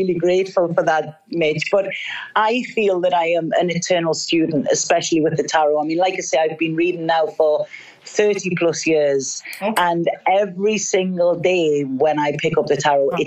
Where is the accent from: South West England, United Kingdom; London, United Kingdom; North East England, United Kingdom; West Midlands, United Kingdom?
North East England, United Kingdom; moved away as an adult; I'm a girl from the northeast of England